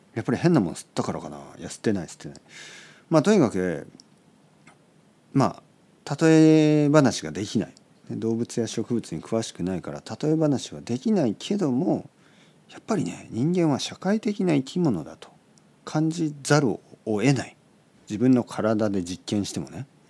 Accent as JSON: {"language": "Japanese", "country": "Japan", "tie": "born or raised there", "moved": "as an adult", "lives_now": "Tokyo, Japan", "said": "そういう小さい町で生まれ育ち"}